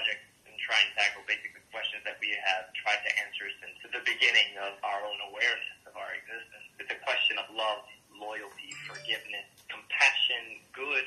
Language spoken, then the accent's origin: English; Colombia; now in New York, United States; I was born in Colombia and then basically came to New York and came from a very Latino family